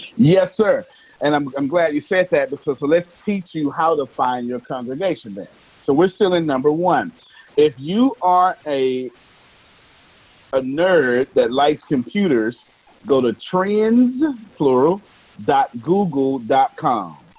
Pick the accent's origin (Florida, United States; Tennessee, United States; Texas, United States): Texas, United States; I'm from Texas